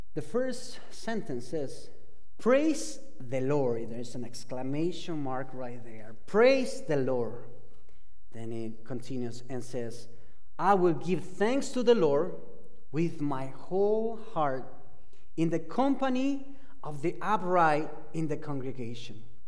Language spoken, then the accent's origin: English; Argentina; English is a second language; moved away as an adult; I am from Argentina. I've been here in this country for quite a while. Uh, I've been in this country for 20 years, uh, but I cannot get rid of my accent